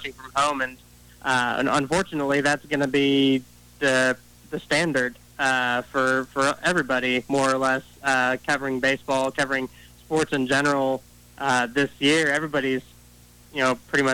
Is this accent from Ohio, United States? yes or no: yes; Lima, Ohio, United States; growing up in Lima